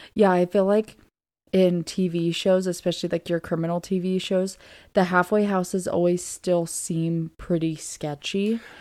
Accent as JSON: {"language": "English", "region": "Southern Oregon", "country": "United States", "also_born_or_lived": "Virginia", "moved": "as an adult", "said": "I am originally from Southern Oregon"}